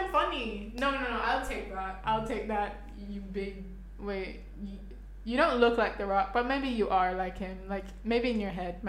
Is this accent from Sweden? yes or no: no; France; now in Jamaica; I'm a 17-year-old girl. I was born in France, and I live in Jamaica.